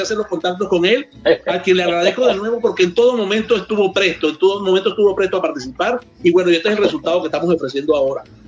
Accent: Trujillo, Venezuela; que viva Trujillo, que es de donde yo soy

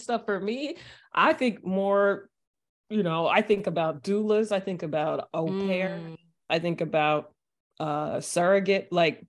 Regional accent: Texas, United States; I was from Texas, you know, like that's what you do.

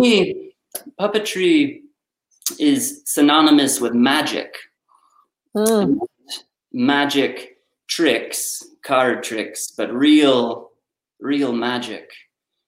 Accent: United States; growing up in America, the Fraggle Rock, the Muppets, Sesame Street

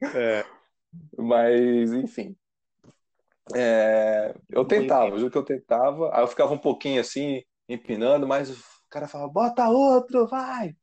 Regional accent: São Paulo, Brazil; also born or lived in Rio de Janeiro; eu meio que cresci em paralelo, tanto em São Paulo como no Rio

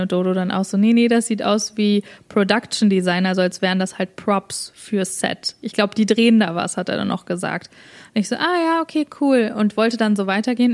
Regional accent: Germany; now in Canada; wir sind ja beide Deutsche

